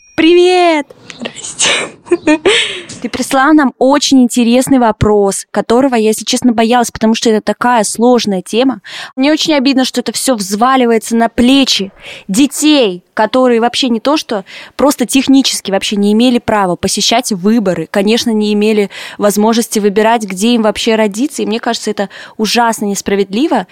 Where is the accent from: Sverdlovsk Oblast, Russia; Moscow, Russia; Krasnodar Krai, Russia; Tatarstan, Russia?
Sverdlovsk Oblast, Russia; Yekaterinburg; moved away as an adult; now in Lithuania; в своем родном Екатеринбурге